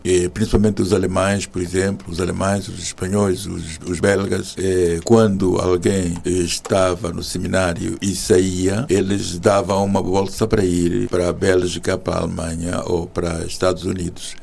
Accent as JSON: {"language": "Portuguese", "town": "Maganja da Costa", "region": "Zambezia", "country": "Mozambique", "tie": "born or raised there", "moved": "as an adult", "lives_now": "Portugal", "said": "Sou da província da Zambésia, aquela que quem referenciava Vasco da Gama, que pisou conheceu a terra dos bons sinais e eu, eu nasci na Maganja da Costa, é assim que é, é a 5 km do mar e, portanto, habituado a, a, ver o mar, habituado à natureza e cresci assim"}